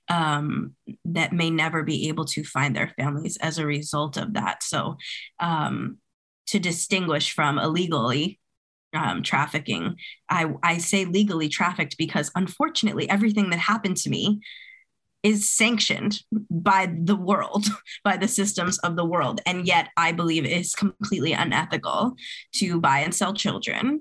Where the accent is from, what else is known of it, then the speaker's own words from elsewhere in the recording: New England, United States; also born or lived in Colombia; I was legally trafficked from Colombia as an infant, raised by a white adoptive family system in New England